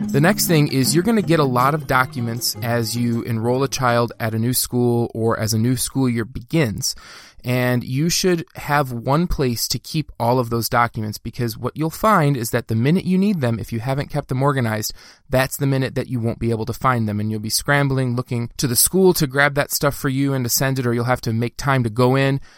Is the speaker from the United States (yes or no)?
yes; Dearborn, Michigan, United States; when I was growing up in Dearborn, Michigan, that's where I grew up